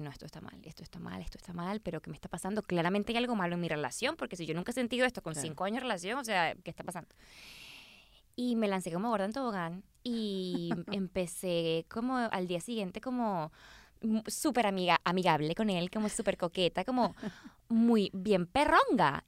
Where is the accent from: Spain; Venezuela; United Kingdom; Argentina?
Venezuela; Caracas, Capital District; moved away as an adult; now in Los Angeles, United States; Caracas es la mejor ciudad del planeta. O sea, yo, esta es mi casa